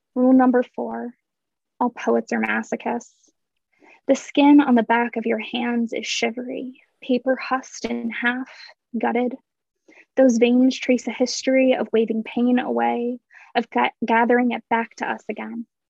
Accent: San Diego, California, United States; moved away as an adult; also born or lived in Northeast United States / London; I grew up in um, San Diego. So I moved from San Diego to the Northeast for school

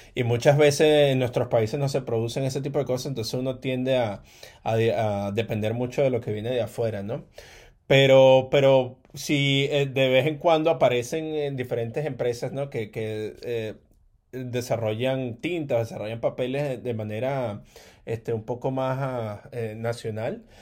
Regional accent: Caracas, Capital District, Venezuela; moved away; eso me pasó a mí creciendo allá en Caracas, eh, en Venezuela

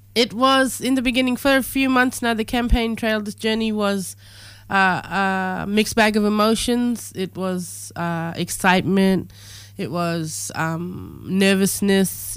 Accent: the Kimberley, Western Australia, Australia; my lived experience growing up in the Kimberley

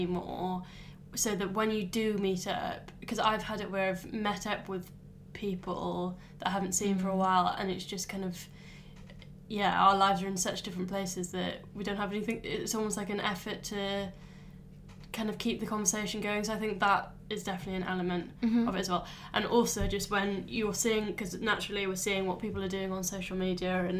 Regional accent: Wales, United Kingdom; I'm a Welsh girl

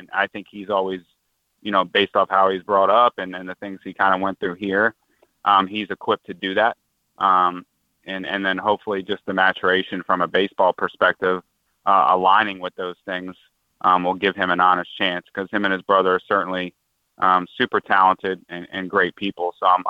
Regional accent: Prince George's County, Maryland, United States; me being from PG County, it's really important to me.

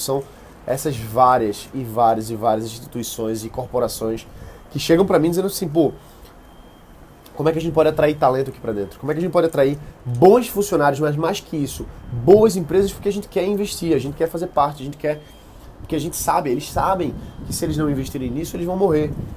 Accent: Recife, Pernambuco, Brazil; eu sou de Recife

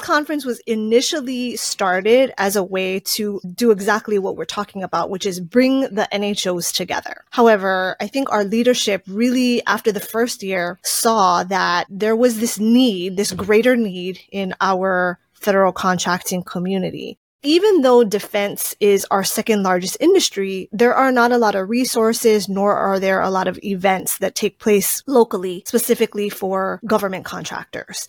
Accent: Native Hawaiian, United States; I am Native Hawaiian

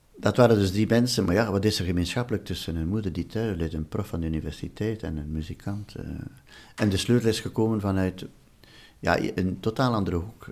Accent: Flanders, Belgium; moved away as an adult; also born or lived in Wallonia; ik ben uit de Vlaamse familie, een overtuigde Vlaamse familie.

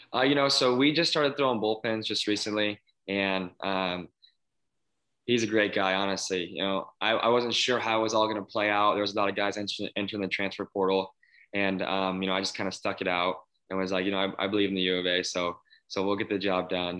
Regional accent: Phoenix, Arizona, United States; growing up in Phoenix

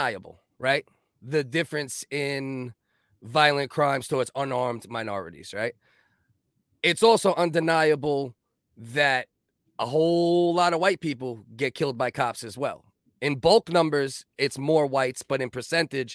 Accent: New York City, New York, United States; I got whooped by cops growing up many times. I grew up in the Giuliani era

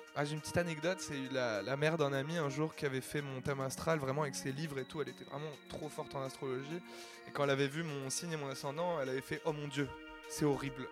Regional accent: Caen, Normandy, France; Je viens de Normandie, à Caen à la base

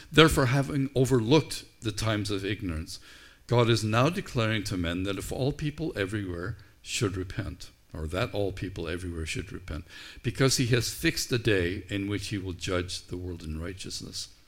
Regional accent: Canada; let's stop being so Canadian and so nice about things and let's engage one another.

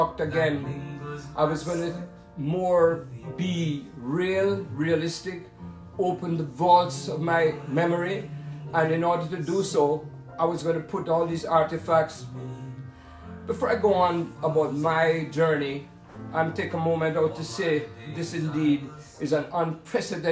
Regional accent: Jamaica; I was born in Jamaica in the year 1944.

